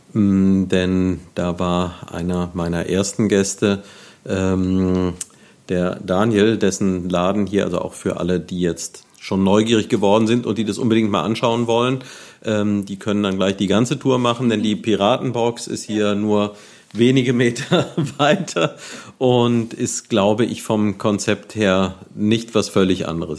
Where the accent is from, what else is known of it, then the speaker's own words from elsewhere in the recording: Neuwied, Rhineland-Palatinate, Germany; moved away as an adult; ich bin hier aufgewachsen, war dann lange Zeit weg und seit einiger Zeit wieder hier